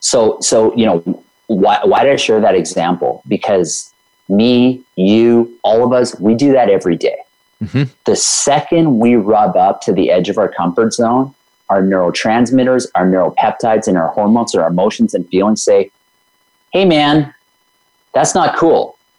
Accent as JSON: {"language": "English", "country": "India", "said": "I can't swim. I'm Indian. I had all these stories going of why I can't swim."}